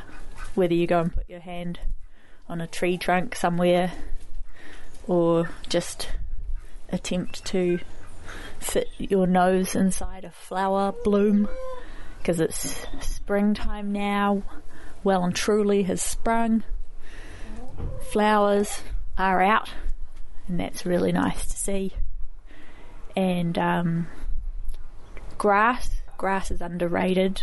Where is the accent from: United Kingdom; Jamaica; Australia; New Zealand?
New Zealand; Dunedin, Otago; now in Lower Hutt, New Zealand; I come from Otipoti, Dunedin